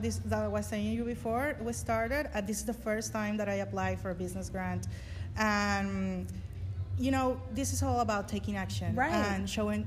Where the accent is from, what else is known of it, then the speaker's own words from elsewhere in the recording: Venezuela; English is a second language; moved away; Because I'm original from Venezuela